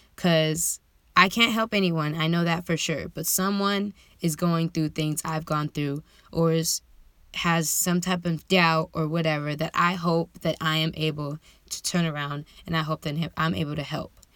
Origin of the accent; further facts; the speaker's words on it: San Diego, California, United States; I was born and raised in San Diego, California.